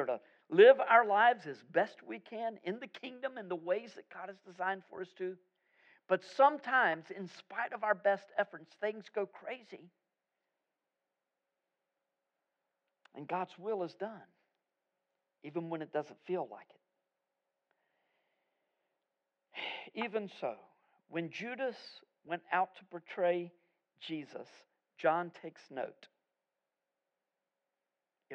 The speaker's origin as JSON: {"language": "English", "country": "United States", "said": "I'm as American as you are"}